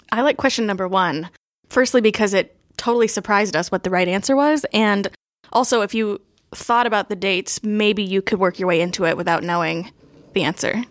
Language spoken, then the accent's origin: English; Cleveland, Ohio, United States; moved away as an adult; now in Gainesville, United States; I'm originally from Cleveland, Ohio, but I just recently, like three weeks ago, moved to Gainesville, Florida